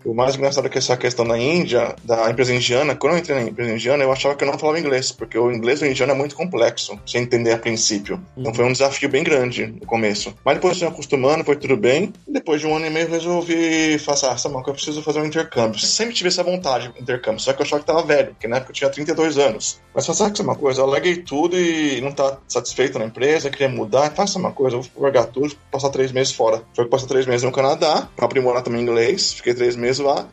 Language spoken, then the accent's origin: Portuguese; São Paulo, Brazil; moved away as an adult; now in Sofia, Bulgaria; São Paulo, onde eu moro e onde meus pais moram, eu passei a vida toda aqui em São Paulo